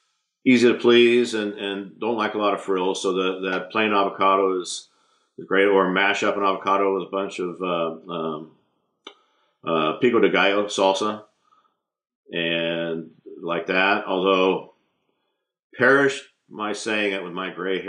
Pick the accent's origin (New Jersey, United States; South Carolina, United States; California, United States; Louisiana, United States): California, United States; La Habra Heights; I grew up in La Habra Heights, just down the street, actually, from the Mother Hass avocado tree.